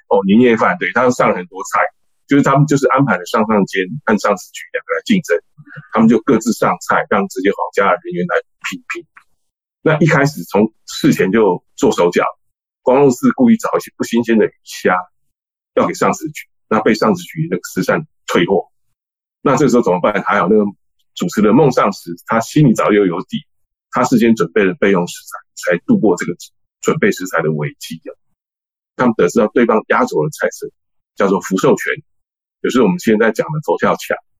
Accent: Taipei, Taiwan; 我是从小出生在台北市北投区哦，那我们是一个闽南家庭，所以我从小就接触到闽南人的一些家常菜啊

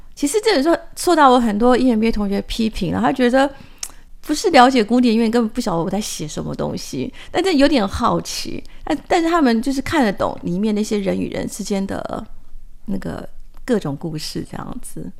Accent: Hsinchu County, Taiwan; also born or lived in Taipei; 我是出生在那个知风，我们主持人知风非常熟悉的新竹，那父亲是广西母亲是宝山

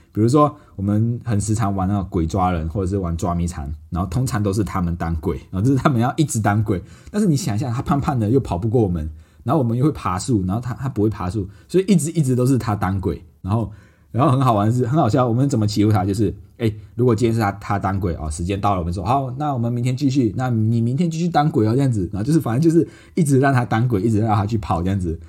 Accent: Malaysia; also born or lived in Johor, Malaysia; 因为我小时候都是跟阿妈一起住，因为爸爸妈妈在外地的城市工作，叫在柔佛，叫周后的一个地方。那只有在学校放假的时候，我才会到爸爸妈妈那边去玩啊。所以小时候就是两个地方跑来跑去啊。

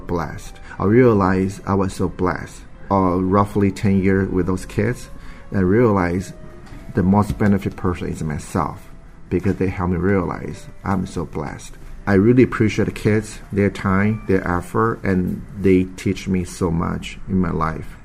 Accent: San Francisco, California, United States; I'm from San Francisco, California.

